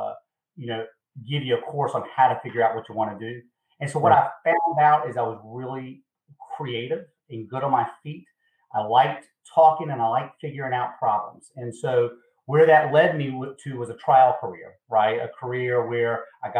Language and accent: English; Eastern North Carolina, United States; moved away as an adult; now in South Carolina, United States; I'm originally from Eastern North Carolina